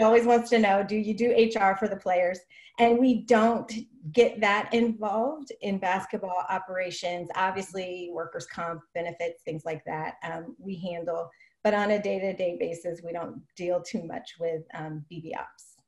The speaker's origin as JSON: {"language": "English", "town": "Oakland", "region": "California", "country": "United States", "tie": "born or raised there", "said": "I grew up in Oakland"}